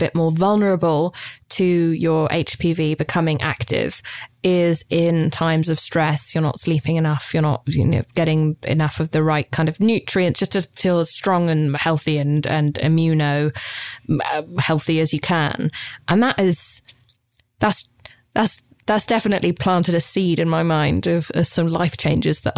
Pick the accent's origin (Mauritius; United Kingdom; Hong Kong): United Kingdom; I'm British